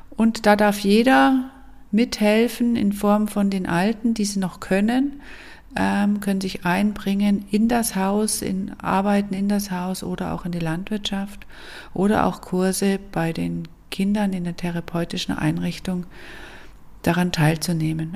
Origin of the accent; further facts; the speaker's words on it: Allgäu, Bavaria, Germany; moved away as an adult; also born or lived in Munich / Fünfseenland; Geboren bin ich im Allgäu und aufgewachsen und ich bin dann mit 18 Jahren nach München zum Studieren